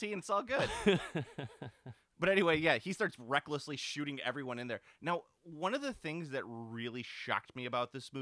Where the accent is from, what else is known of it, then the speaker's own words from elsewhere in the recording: Midwest, United States; we're from the Midwest